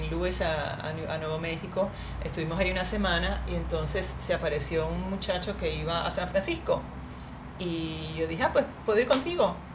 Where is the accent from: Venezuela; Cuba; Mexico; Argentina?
Cuba; also born or lived in Boston, United States; now in Puerto Rico; yo no era ciudadana americana. Yo nací en Cuba, no era ciudadana